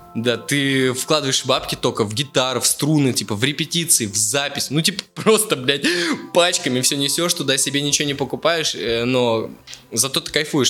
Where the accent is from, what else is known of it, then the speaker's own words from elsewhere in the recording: Ufa, Bashkortostan, Russia; moved away; из Черниковки, да, в Уфе там живу